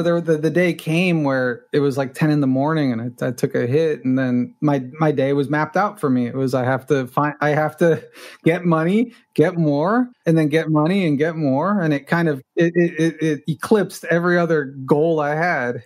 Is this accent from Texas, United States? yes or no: no; Los Angeles, California, United States; first language Spanish; English is a second language; I grew up in Los Angeles. I'm a rare native Angeleno